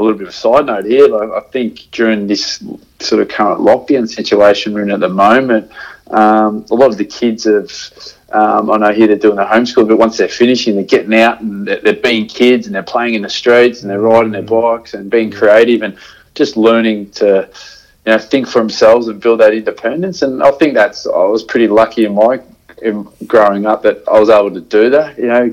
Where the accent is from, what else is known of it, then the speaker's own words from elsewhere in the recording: Melbourne, Victoria, Australia; I'm from Melbourne. I sort of grew up in the suburbs of Melbourne.